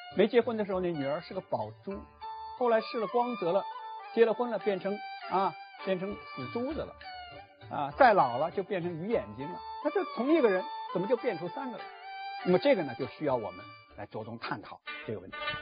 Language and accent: Chinese; Hangzhou, Zhejiang, China; 我的老家杭州